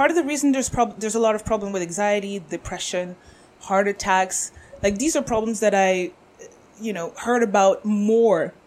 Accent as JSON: {"language": "English", "country": "France", "tie": "born or raised there", "moved": "yes", "lives_now": "Canada", "said": "I didn't grow up in Africa, but I grew up with African roots. I grew up in France."}